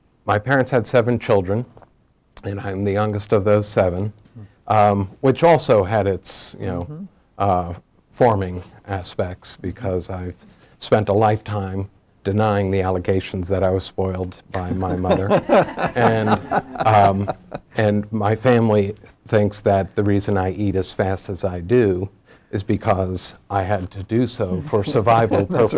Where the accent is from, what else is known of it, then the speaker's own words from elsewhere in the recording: Garden City, New York, United States; moved away as an adult; also born or lived in Chapel Hill, North Carolina; I grew up in a suburb of New York City, a close-in suburb called Garden City